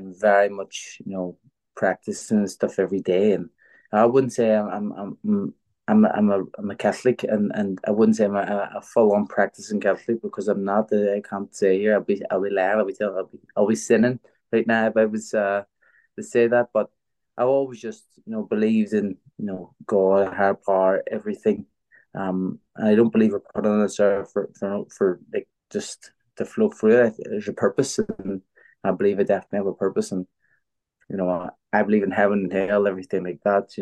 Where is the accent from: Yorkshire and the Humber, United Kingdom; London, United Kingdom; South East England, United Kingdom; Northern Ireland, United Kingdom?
Northern Ireland, United Kingdom; Belfast; because we grew up in West Belfast, a very deprived area